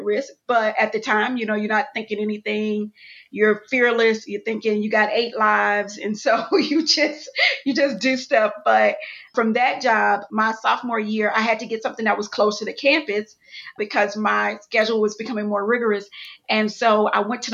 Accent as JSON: {"language": "English", "town": "Houston", "region": "Texas", "country": "United States", "tie": "born or raised there", "also_born_or_lived": "Atlanta", "said": "And I'm from Houston, Texas, born and raised, went to college in Atlanta"}